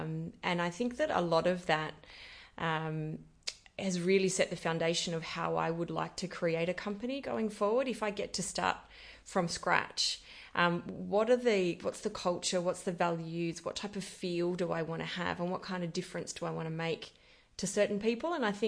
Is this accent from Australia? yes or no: yes; Esperance, Western Australia, Australia; I have so many fond memories of Esperance. It was such a wonderful farming community and small community in the country. I grew up in a reasonably large family.